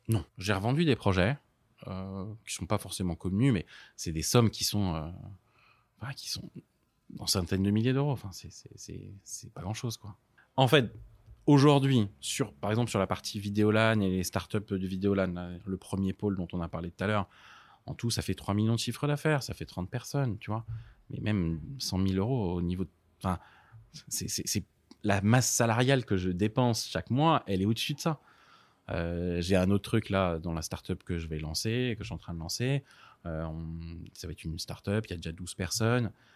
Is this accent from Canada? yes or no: no; Paris, Île-de-France, France; j'ai grandi à Paris dans le 13e